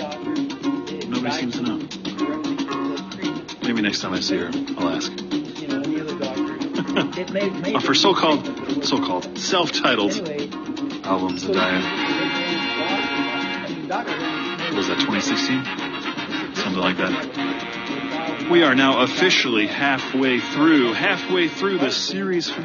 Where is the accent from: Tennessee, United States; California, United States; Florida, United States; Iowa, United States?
Iowa, United States; Iowa City; I was born and raised in Iowa City.